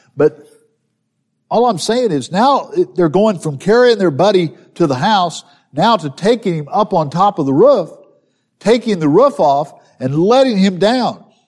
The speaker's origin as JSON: {"language": "English", "region": "southern Missouri", "country": "United States", "tie": "born or raised there", "said": "I grew up in southern Missouri"}